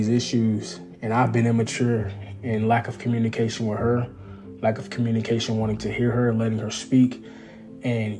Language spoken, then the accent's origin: English; East Texas, United States; I'm from East Texas, so I'm raised as a country boy